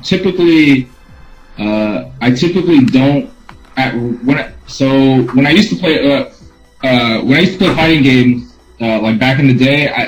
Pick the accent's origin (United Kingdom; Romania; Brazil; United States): United States; Los Angeles, California; I'm from Los Angeles